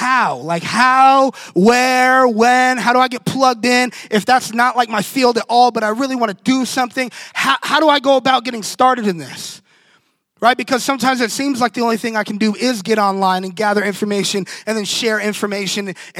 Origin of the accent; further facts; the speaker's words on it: Orlando, Florida, United States; moved away; I'm from Orlando, and our church is actually like 2 miles from Pulse nightclub